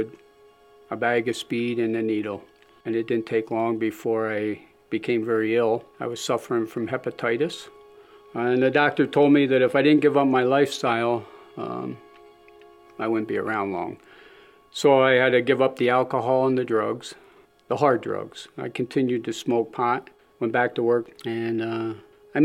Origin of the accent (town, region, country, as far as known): Springville, United States; born or raised there; also born or lived in Philadelphia